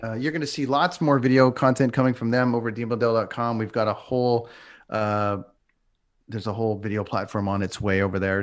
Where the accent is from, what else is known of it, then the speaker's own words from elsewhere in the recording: Toronto, Ontario, Canada; moved away; my hometown